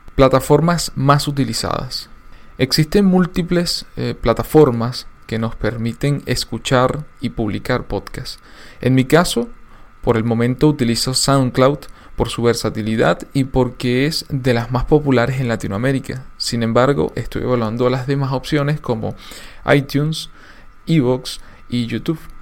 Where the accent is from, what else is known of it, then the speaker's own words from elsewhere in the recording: Venezuela; En mi país la radio tuvo un auge y desarrollo impresionante